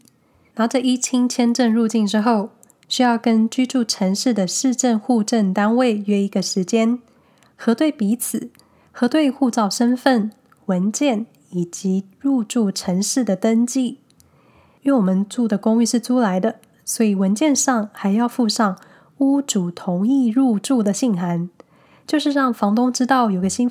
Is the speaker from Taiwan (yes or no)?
yes; Hsinchu, Taiwan; now in Switzerland; 毕竟在台湾的时候呢，我从新竹搬到台北，户籍一样还是在新竹